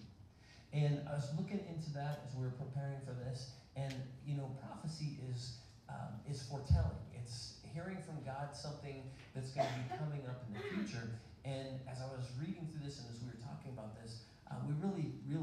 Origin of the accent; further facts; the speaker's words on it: Woodland Park, Colorado, United States; I grew up kindergarten through high school, graduation, in the same school, in the same town, a small town